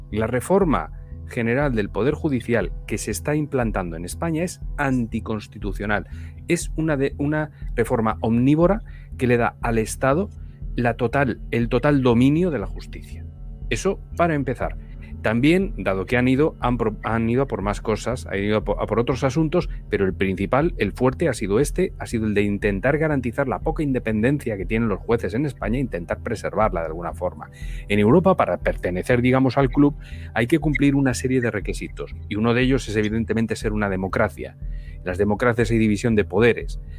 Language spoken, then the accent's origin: Spanish; Venezuela; Pero bueno, como venezolana yo sí que te, yo sí que te diría